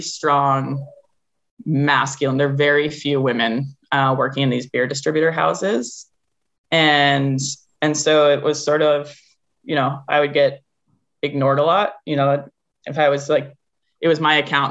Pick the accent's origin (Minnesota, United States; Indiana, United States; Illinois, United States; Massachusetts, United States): Massachusetts, United States; Concord; moved away as an adult; I grew up in Concord, Massachusetts